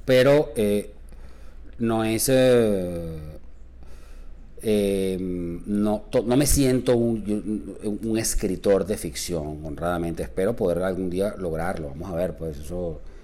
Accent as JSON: {"language": "Spanish", "town": "Caracas", "region": "Capital District", "country": "Venezuela", "tie": "born or raised there", "said": "mi patria chica es Caracas."}